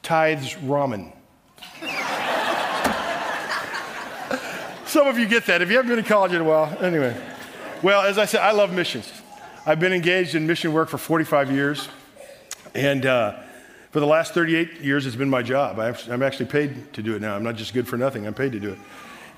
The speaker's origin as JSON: {"language": "English", "region": "Southern California", "country": "United States", "said": "I'm from Southern California."}